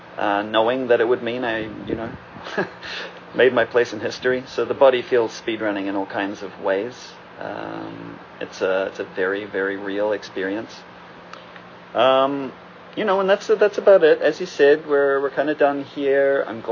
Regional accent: New Zealand; since I'm technically from both places and normally identify more as a New Zealander.

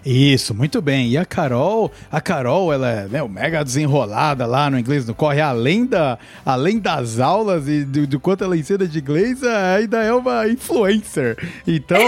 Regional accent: Brazil; moved away; o nosso Natal lá tá 30 graus

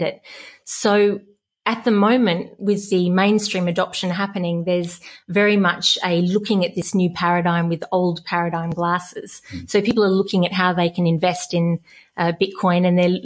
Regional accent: Western Australia, Australia; also born or lived in Melbourne / Hong Kong; a West Australian. I love the desert. So growing up here

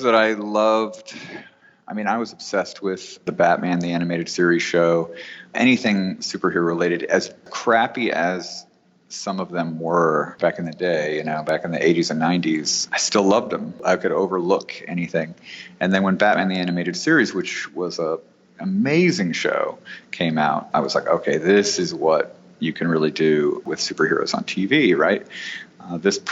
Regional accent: New York, United States; moved away as an adult; now in Los Angeles, United States; I'm from New York, and I was living in New York

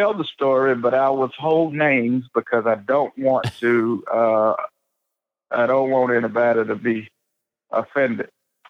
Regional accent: the South, United States; Forgive me, I'm from the South. So if you hear me say britches, it's a Southern thing.

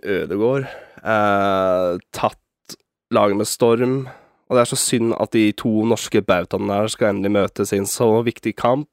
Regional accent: Norway; Som en nordmann

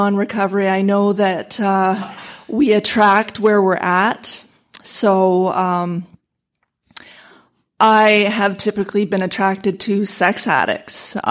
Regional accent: London, Ontario, Canada; I'm from London, Ontario, Canada

